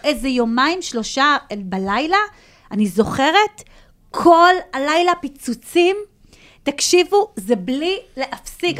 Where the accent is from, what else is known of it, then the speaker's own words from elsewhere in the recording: Ashkelon, Southern District, Israel; אני, לפחות כאשקלונית